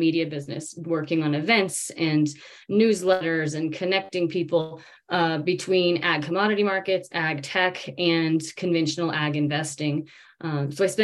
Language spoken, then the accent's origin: English; Davis, California, United States; I grew up in Davis, California, which is a college town, but surrounded by agriculture.